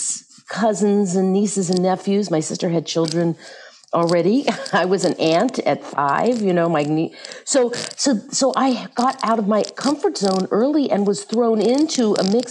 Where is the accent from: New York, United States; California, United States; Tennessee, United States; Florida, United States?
Tennessee, United States; Memphis; my family ended up in Memphis, Tennessee